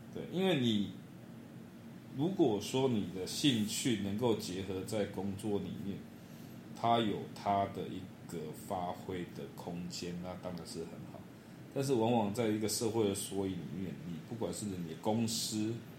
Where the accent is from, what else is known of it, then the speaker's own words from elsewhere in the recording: Banqiao, New Taipei, Taiwan; 我是来自台北板桥的